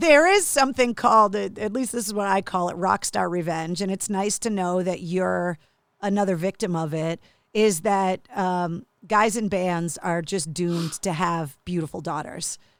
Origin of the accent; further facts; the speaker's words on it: Massachusetts, United States; growing up in Massachusetts